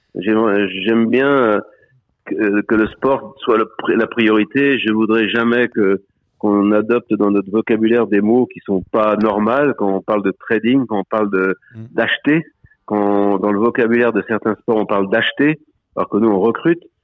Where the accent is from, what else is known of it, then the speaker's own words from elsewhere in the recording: Vendée, Pays de la Loire, France; C'était chez nous en Vendée